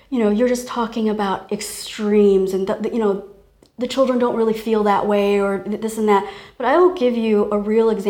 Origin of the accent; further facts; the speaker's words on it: Taiwan; I was born in Taiwan